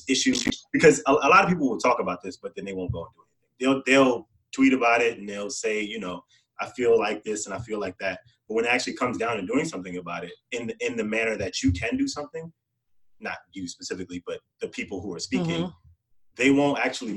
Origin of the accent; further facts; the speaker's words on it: New York City, New York, United States; I grew up in New York City